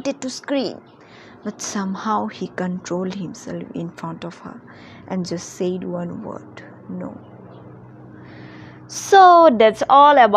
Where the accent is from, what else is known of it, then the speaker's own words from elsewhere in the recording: India; from India